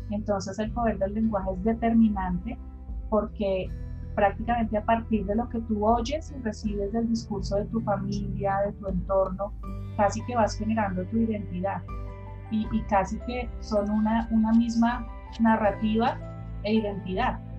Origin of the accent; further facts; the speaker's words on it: Bogotá, Bogotá Capital District, Colombia; eh, soy de Bogotá, Colombia, siempre he vivido acá.